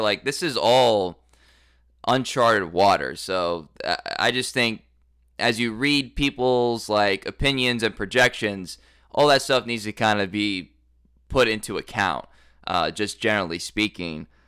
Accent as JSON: {"language": "English", "town": "Dallas", "region": "Texas", "country": "United States", "also_born_or_lived": "Tulsa, Oklahoma", "moved": "yes", "said": "I'm also from Dallas"}